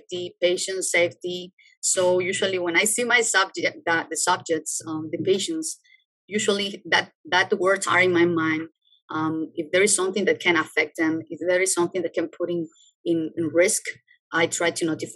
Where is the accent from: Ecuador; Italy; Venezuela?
Ecuador; moved away as an adult; I'm from Ecuador